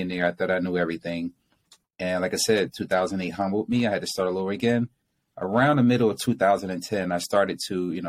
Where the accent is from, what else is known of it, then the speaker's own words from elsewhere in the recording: Newark, New Jersey, United States; I was born and raised in Newark, which is, you know, the ghetto pretty much